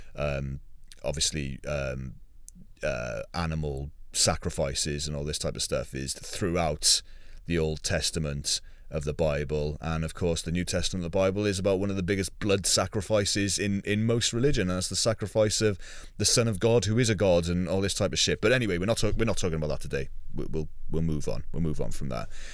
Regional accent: United Kingdom; being British

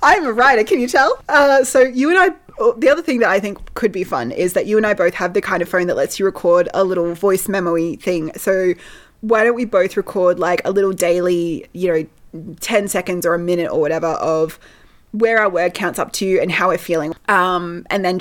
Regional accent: Australia; we are Australian

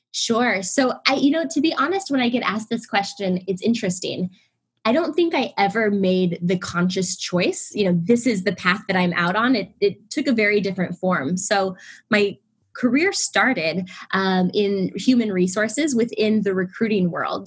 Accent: Illinois, United States; moved away as an adult; also born or lived in Indianapolis, Indiana; now in Los Angeles, United States; I was born and raised in the Midwest in Illinois.

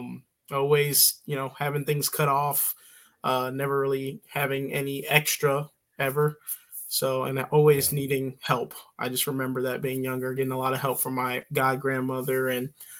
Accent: St. Louis, Missouri, United States; moved away as an adult; also born or lived in St. Charles, Missouri; now in Troy, Illinois, United States; I grew up in St. Louis, Missouri, born and raised, mostly in North County, and then later on moved out to, the St. Charles, Missouri area.

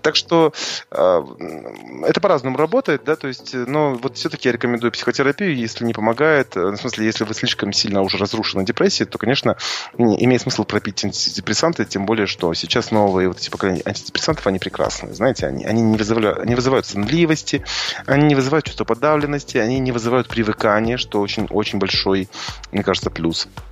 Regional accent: Kazakhstan; мы русскоязычные казахи, да, мы асфальтные казахи

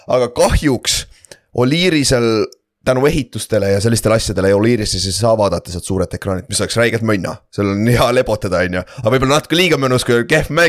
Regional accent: Tartu, Tartu County, Estonia; mina kui tartlane küsin.

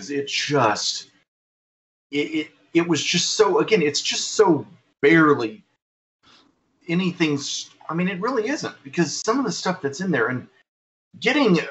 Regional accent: Arkansas, United States; I'm from Arkansas

